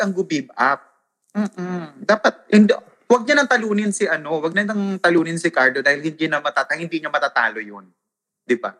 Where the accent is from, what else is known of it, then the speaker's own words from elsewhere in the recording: Northern Samar, Eastern Visayas, Philippines; accent: Waray; ang accent ko is waray. Because I'm from Northern Samar